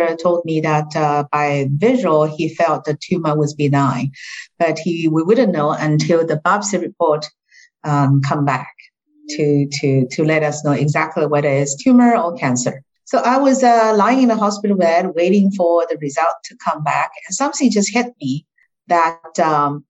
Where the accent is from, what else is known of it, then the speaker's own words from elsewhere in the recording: Shanghai, China; moved away as an adult; also born or lived in United States; now in Hong Kong; I was born and raised in Shanghai